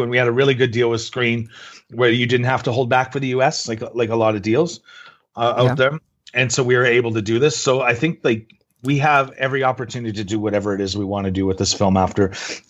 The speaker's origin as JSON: {"language": "English", "town": "Regina", "region": "Saskatchewan", "country": "Canada", "tie": "born or raised there", "said": "And so it just so happened where I'm my hometown, Regina, Saskatchewan, as a purpose-built soundstage"}